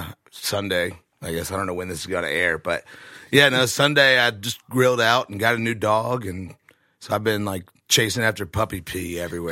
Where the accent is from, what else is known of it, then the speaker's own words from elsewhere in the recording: Alabama, United States; moved away as an adult; also born or lived in Georgia; now in Nashville, United States; I grew up in Alabama, and then I moved to Nashville in 2010. the first time. And I was here for a few years, and then I went to Georgia. And I've been back now almost a year.